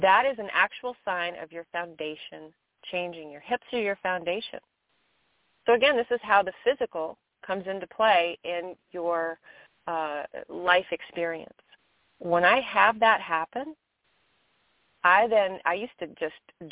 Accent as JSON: {"language": "English", "region": "Kentucky", "country": "United States", "tie": "born or raised there", "moved": "yes", "said": "I'm in my home state of Kentucky"}